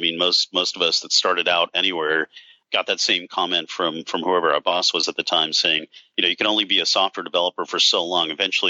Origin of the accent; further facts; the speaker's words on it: South Africa; In fact, I'm from South Africa originally, so I've thought about potentially taking things over there because they're about 4 years behind us.